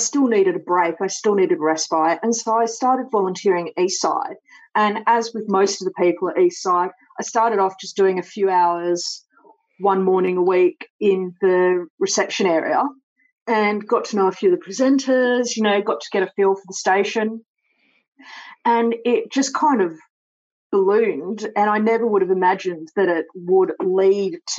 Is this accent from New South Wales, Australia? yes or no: yes; Sydney, New South Wales, Australia; moved away as an adult; also born or lived in Coogee / Matraville / Clovelly; I was born in the east. I was born in Clow Valley and I grew up in Bronte